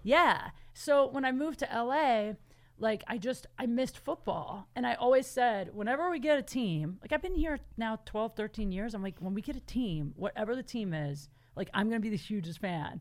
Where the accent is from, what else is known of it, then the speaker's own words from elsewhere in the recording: Canton, Ohio, United States; moved away as an adult; now in Los Angeles, United States; I'm from Canton, Ohio